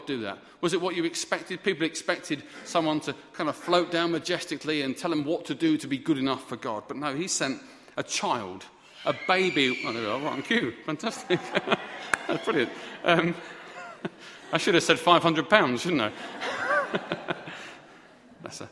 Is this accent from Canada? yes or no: no; United Kingdom; We're always fine as British people